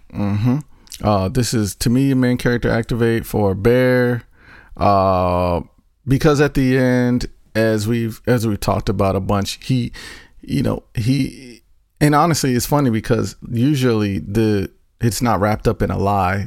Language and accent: English; North Carolina, United States; I'm from North Carolina.